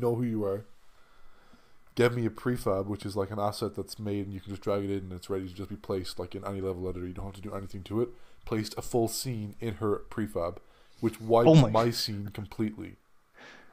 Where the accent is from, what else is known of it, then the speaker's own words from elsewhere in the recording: Ireland; I'm Irish